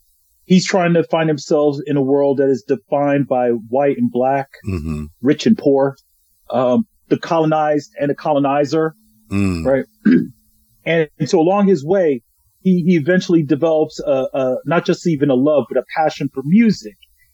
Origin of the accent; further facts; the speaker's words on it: New Jersey, United States; I'm a Jersey boy